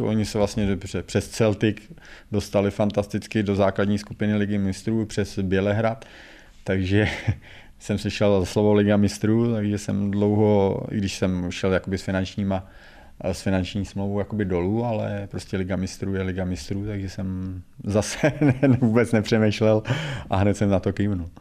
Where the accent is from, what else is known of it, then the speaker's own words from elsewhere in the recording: Czechia; moved away as an adult; also born or lived in Russia / Slovakia; já jsem asi Čech